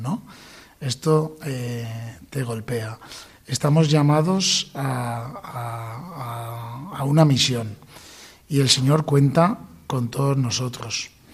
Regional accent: Valencian Community, Spain; nosotros somos valencianos

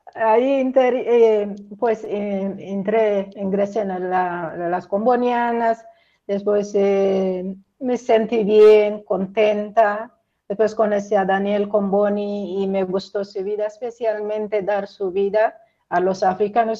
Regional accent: Eritrea; moved away as an adult; mi pueblo, mi parroquia, donde nací, me bautizaron, crecí

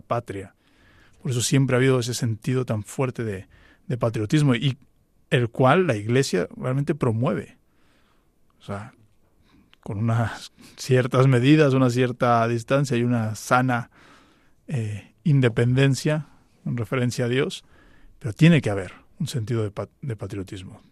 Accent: Mexico; En México en concreto, de donde yo soy

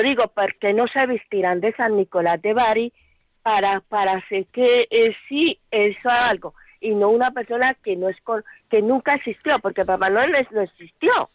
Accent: Colombia; now in Spain; yo soy de yo soy de América, de Colombia

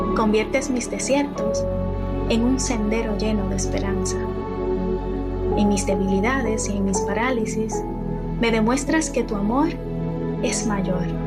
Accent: Dominican Republic; moved away as an adult; soy de República Dominicana

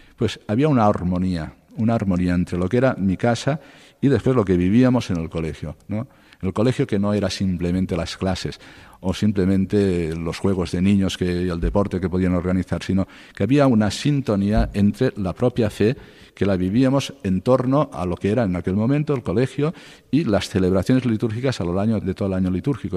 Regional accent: Cocentaina, Valencian Community, Spain; born or raised there; moved away as an adult; also born or lived in Castellón / Murcia; now in Alcalá de Henares, Spain

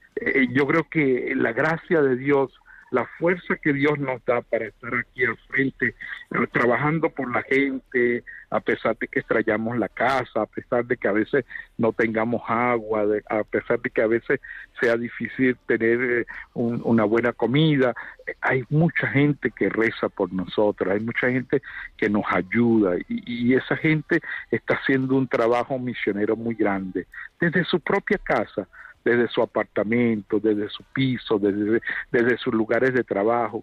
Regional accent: Venezuela; moved away as an adult; now in Uganda; soy venezolano de nacimiento y bueno, eh, me ha tocado también vivir la experiencia de, de dejar Venezuela

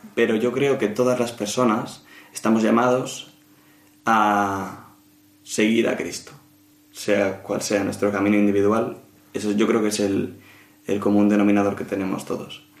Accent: Madrid, Community of Madrid, Spain; nací y vivo en Madrid, así que soy madrileño 100%

